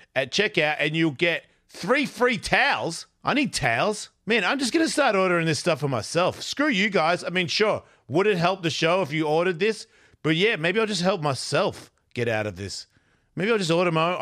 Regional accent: Australia; I'm Australian

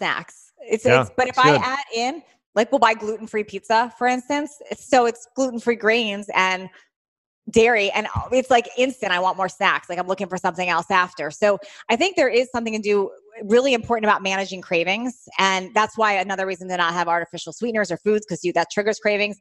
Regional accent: Washington, District of Columbia, United States; moved away as an adult; now in California, United States; Originally from Washington, D.C. area.

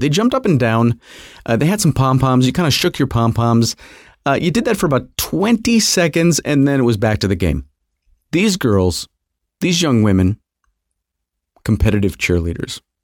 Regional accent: Fairport, New York, United States; I grew up a little here and a little there, but I always consider, uh, Fairport, New York, on the outskirts of Rochester, New York, uh, my, you know, my hometown. It's where I graduated high school. It's where I went to junior high and high school

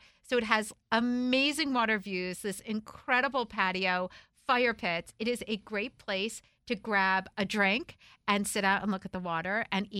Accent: United States; moved away; when I was growing up outside of New York City

